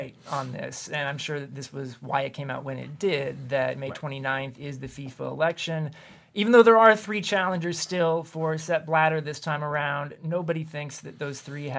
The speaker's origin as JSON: {"language": "English", "region": "Kansas", "country": "United States", "accent": "Kansas", "said": "I lost my Kansas accent a few years ago, too."}